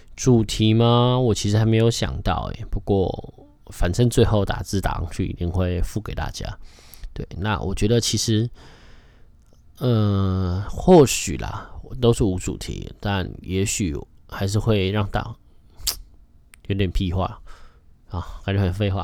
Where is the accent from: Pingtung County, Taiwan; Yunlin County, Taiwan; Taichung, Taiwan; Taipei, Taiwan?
Taipei, Taiwan; also born or lived in Kaohsiung; 我就是一个土生土长的台北人， 然后去高雄读四年， 觉得自己是半个台北， 半个高雄人这样